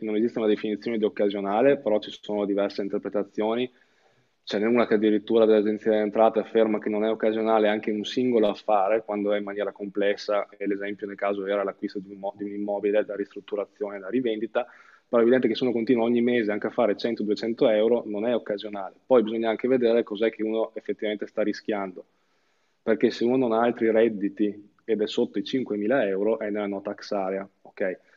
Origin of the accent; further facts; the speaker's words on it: Verona, Veneto, Italy; io sono di Verona